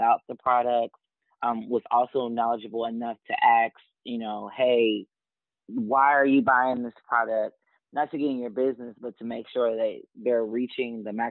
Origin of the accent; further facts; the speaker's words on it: Dayton, Ohio, United States; now in Columbus, United States; I too am from Dayton, born and raised